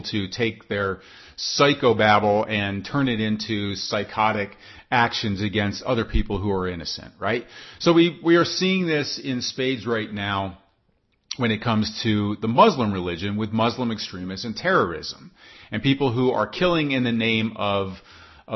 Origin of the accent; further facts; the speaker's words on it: United States; I'm an American.